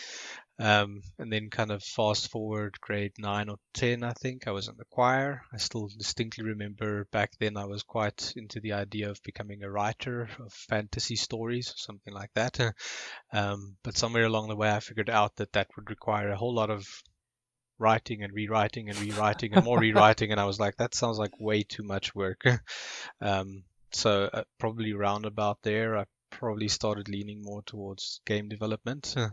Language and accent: English; Johannesburg, Gauteng, South Africa; also born or lived in Upington, South Africa; our first year here in Johannesburg after we moved from Uppington. That would have been 1996.